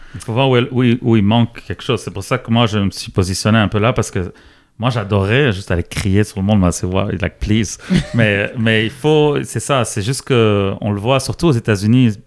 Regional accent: Lebanon; moved away as an adult; now in Quebec, Canada; j'ai grandi au Liban jusqu'à 19 ans

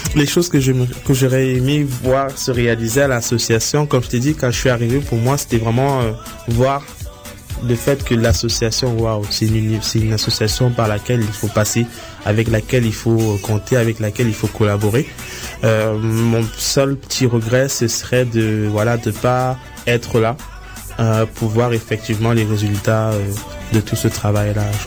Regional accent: Cameroon; moved away; j'ai grandi au Cameroun

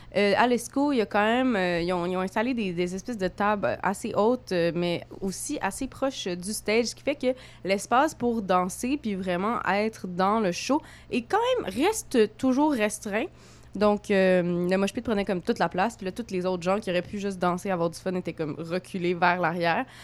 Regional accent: Montreal, Quebec, Canada; accent: franco-montréalais; je, suis une petite fille euh, de, l'Est euh, de la ville, euh, comme mon accent bien franco franco-montréalaise le dit

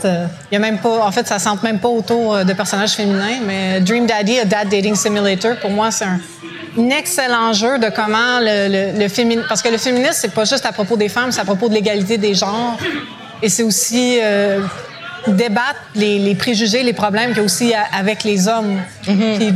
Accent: Montreal, Quebec, Canada; notre aventure se passe en anglais, mais étant montréalais, on est tous bilingues.

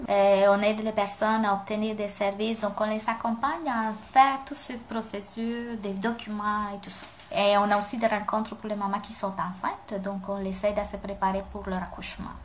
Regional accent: Colombia; first language Spanish; French is a second language; now in Quebec, Canada; je viens de la Colombie, donc ma langue maternelle, c'est l'espagnol

